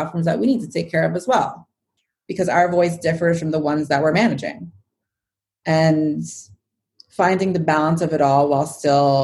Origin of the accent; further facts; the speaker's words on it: New York City, New York, United States; now in Westchester, United States; growing up in New York and always being in the city as a kid